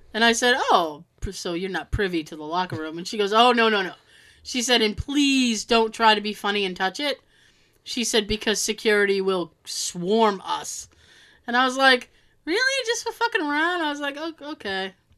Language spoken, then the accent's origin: English; Boston area, toward Cape Cod, Massachusetts, United States; I'm from Boston.